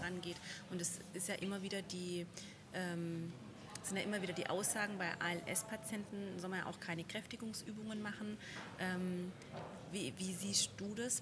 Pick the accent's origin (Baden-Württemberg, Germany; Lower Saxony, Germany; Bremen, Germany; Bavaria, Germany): Baden-Württemberg, Germany; Wir sind nämlich in Stuttgart, wo ich mich als ähm, Schwabe ja sehr drüber freue